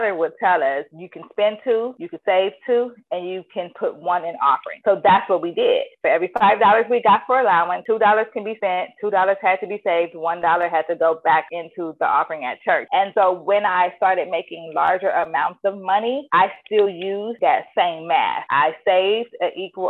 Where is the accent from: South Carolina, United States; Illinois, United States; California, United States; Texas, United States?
California, United States; Inglewood; I am from Inglewood, California.